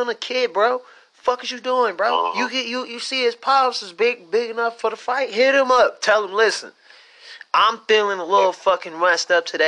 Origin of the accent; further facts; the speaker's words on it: Pontiac, Michigan, United States; I'm from Pontiac